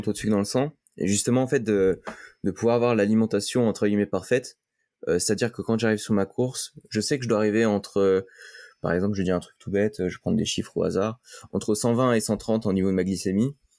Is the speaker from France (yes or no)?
yes; France; vu que je suis français